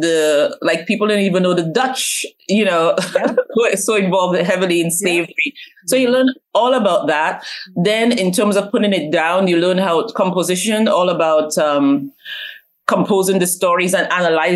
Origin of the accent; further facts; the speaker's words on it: Dominica; moved away; also born or lived in London, United Kingdom; I was born in London, okay. Paddington, London, but I was raised in Dominica